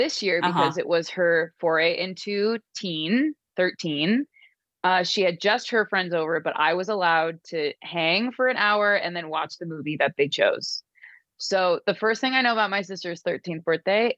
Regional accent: Chesapeake Beach, Maryland, United States; I grew up in Chesapeake Beach

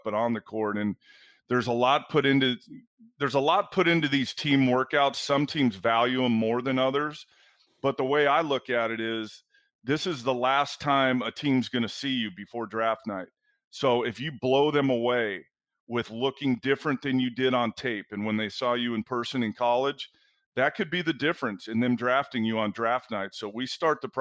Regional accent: Southern California, United States; being on the West Coast my entire life, growing up in Southern California

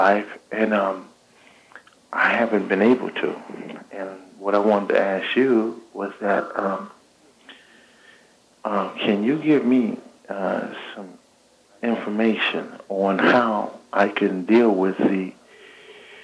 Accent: Los Angeles, California, United States; I grew up here in South Central Los Angeles

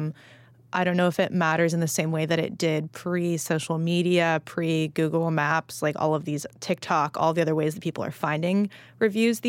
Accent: Los Angeles, California, United States; I grew up in Los Angeles in the Jonathan Gold era

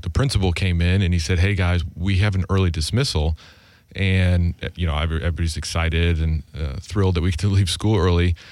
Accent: Grand Island, New York, United States; moved away as an adult; also born or lived in Nashville, Tennessee; I grew up in Grand Island, New York

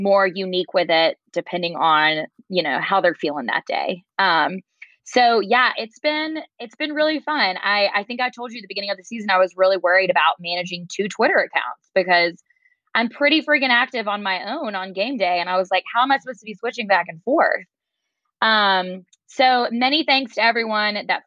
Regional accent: Montgomery, Alabama, United States; I grew up in Montgomery, Alabama.

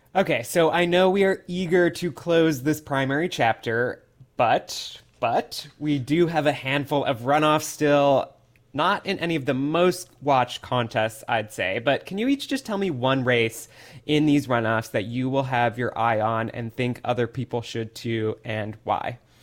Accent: Midwest, United States; now in Atlanta, United States; a Midwesterner who has spent much time at Cedar Point

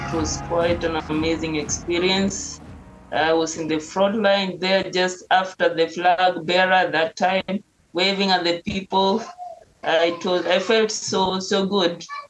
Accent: Nairobi, Kenya; English is a second language; Growing up, we just had an easy life, not that tough, but at least I can say we can manage to eat like every day.

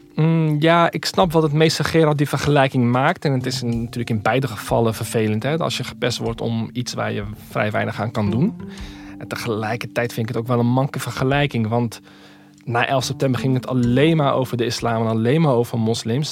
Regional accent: Rotterdam, South Holland, Netherlands; Ik groeide dus niet op in Winterswijk, maar in Rotterdam

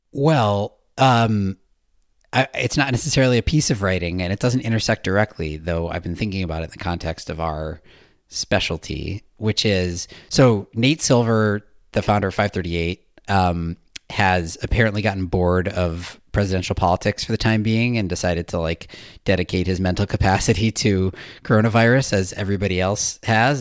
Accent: United States; also born or lived in Australia; my home country

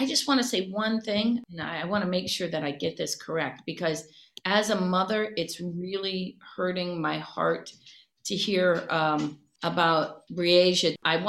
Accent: Cleveland, Ohio, United States; She's from Philly. I'm from Cleveland.

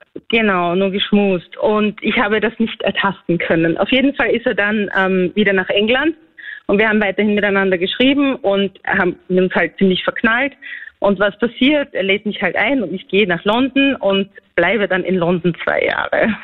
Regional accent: Austria; ich bin ja eigentlich aus Grenz.

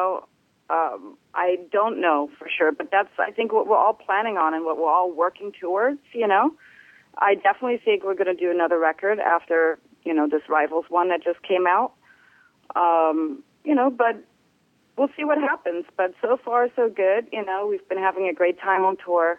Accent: Netherlands; also born or lived in Germany; now in United States; I'm originally from Germany. I grew up in Holland, and I've been in the States for a very long time

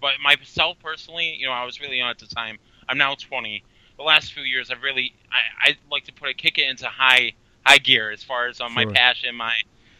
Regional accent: Syracuse, New York, United States; I'm actually not from New Orleans, although I have visited the city twice. I'm actually from a city called Syracuse, New York. It's basically a little area upwards of central New York where I reside in.

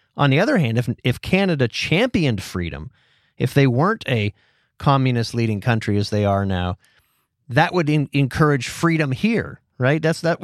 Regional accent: Titusville, Pennsylvania, United States; where I grew up in Titusville, Pennsylvania

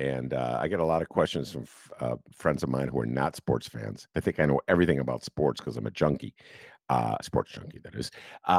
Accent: Evanston, Illinois, United States; I grew up in Evanston, so I'm a townie.

